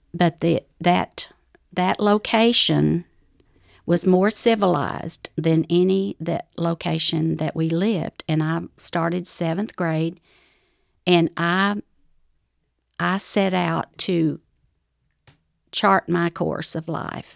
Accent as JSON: {"language": "English", "area": "Ozark Mountains", "region": "North Arkansas", "country": "United States", "tie": "born or raised there", "accent": "southern", "moved": "yes", "said": "I grew up in the Ozark Mountains, uh, all over the mountains of Arkansas, of North Arkansas"}